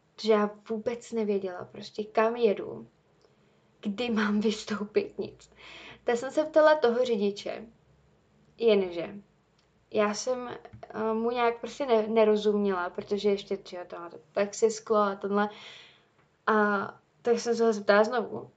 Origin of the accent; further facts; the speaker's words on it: Czechia; já jsem zvyklá tady z Čech